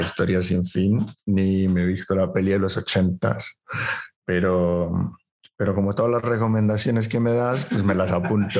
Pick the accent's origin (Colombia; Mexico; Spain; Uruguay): Colombia; soy colombiano